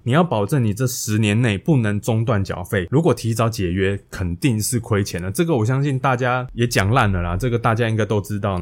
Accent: Hualien, Hualien County, Taiwan; 因为我老家是在花莲

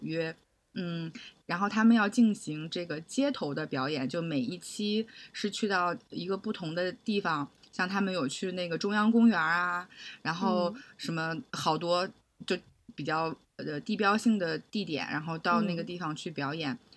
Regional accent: China; moved away as an adult; also born or lived in Hong Kong; 因为我是内地人

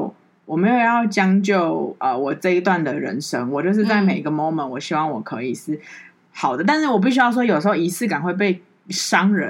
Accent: New Taipei, Taiwan; 台北人都很冷漠，台北人会这样看，即便我是台呃我是好我是新北人

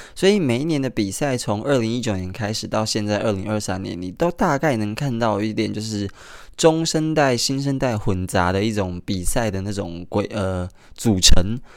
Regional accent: Kaohsiung, Taiwan; moved away; 高雄， 也就是我的家乡

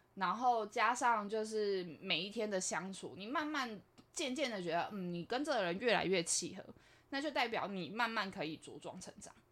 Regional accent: Taipei, Taiwan; 我是台北人，那我们家也是这个样子

